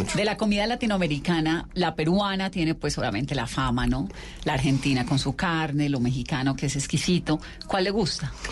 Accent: Valle del Cauca, Colombia; yo soy vallecaucana

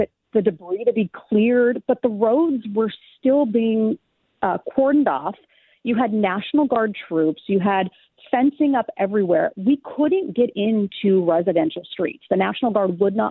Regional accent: California, United States; moved away; I grew up in California, so I've covered so many wildfires

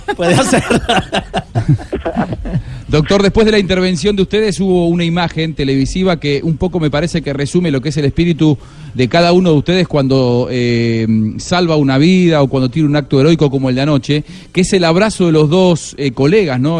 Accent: Colombia; estamos eh, muy orgullosos como colombianos

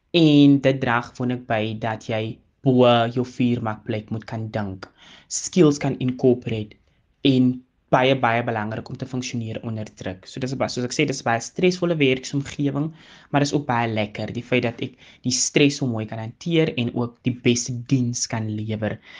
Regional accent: Calvinia, Northern Cape, South Africa; moved away as an adult; now in Worcester, South Africa; Ek het groot geword in die Noord-Kaap en gematrikuleer by Hoërskool Calvinia

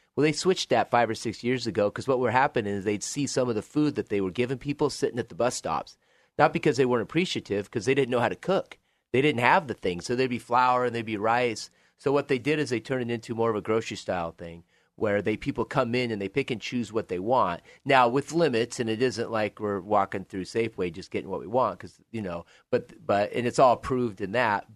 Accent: Joseph, Oregon, United States; moved away as an adult; I grew up in Joseph, Oregon, so in northeast part of Oregon, Waukesha County

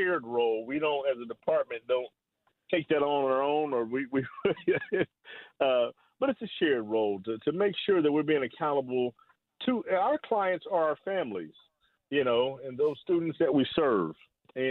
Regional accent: Wichita, Kansas, United States; moved away as an adult; also born or lived in Atlanta, Georgia / Chicago, Illinois / St. Louis, Missouri / Milwaukee, Wisconsin; my hometown

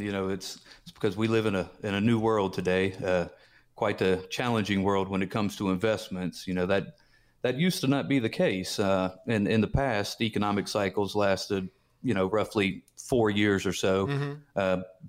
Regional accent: Mississippi, United States; I was raised in Mississippi, and my grandfather was just an old farmer, not real highly educated.

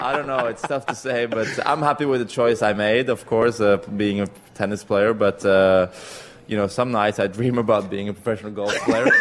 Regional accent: Norway; I'm from Europe

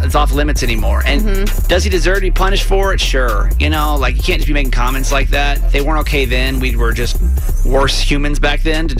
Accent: Atlanta, Georgia, United States; now in Baltimore, United States; I grew up in Atlanta

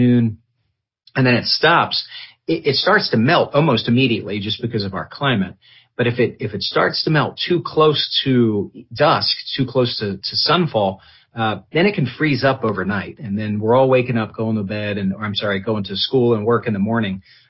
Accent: Philadelphia, Pennsylvania, United States; now in South Carolina, United States; I'm originally from Philadelphia

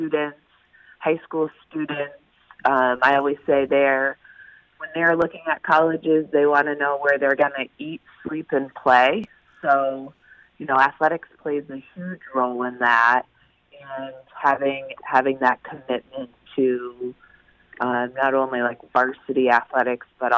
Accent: Maine, United States; now in Connecticut, United States; I grew up in Maine

